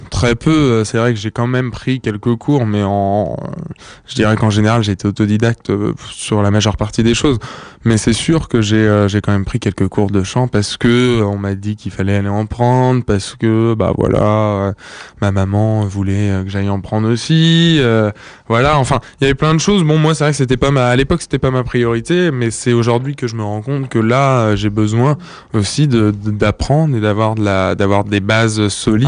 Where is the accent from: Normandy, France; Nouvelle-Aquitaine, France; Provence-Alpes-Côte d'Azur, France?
Normandy, France; near Rouen; also born or lived in Yvelines; je suis né en fait dans les Yvelines, au Chénet, et j'ai vécu la plupart parle de mon enfance euh, en Normandie, près de Rouen